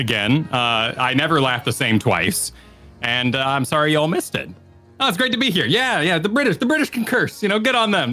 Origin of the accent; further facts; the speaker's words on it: Virginia, United States; moved away; also born or lived in New Mexico; I say fur. I'm from Virginia, you know, originally, so I picked up a fur when I was very young.